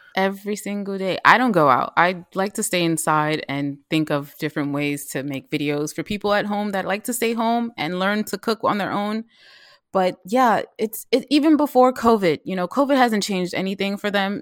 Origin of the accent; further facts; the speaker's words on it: New York City, New York, United States; also born or lived in Mount Vernon, New York / Philadelphia; I grew up in the South Bronx, And when I was a teenager, my mom t, moved to Mount Vernon, but I still went to school in the Bronx.